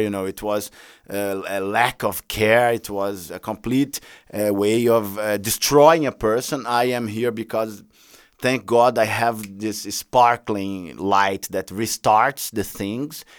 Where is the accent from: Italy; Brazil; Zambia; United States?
Brazil; I come from Brazil